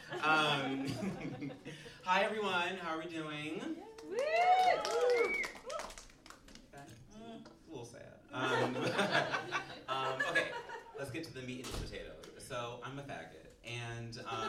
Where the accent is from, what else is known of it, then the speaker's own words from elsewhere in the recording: United States; moved away as an adult; now in Chicago, United States; I'm actually not from Chicago, I'm from Maryland